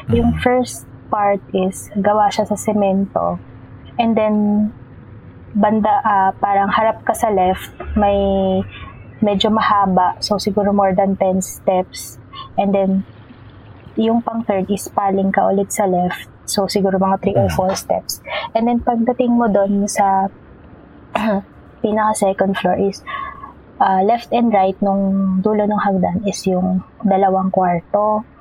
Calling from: Las Piñas, Metro Manila, Philippines; Uh, I'm currently in Las Piñas.

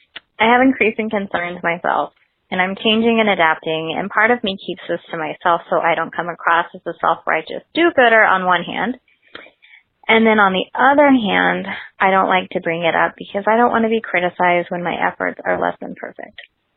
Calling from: Melbourne, Florida, United States; I'm calling from Melbourne, Florida.

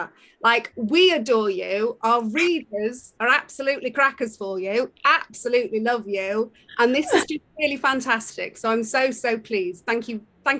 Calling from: London, United Kingdom; I'm dialing in live from London, from the UK.

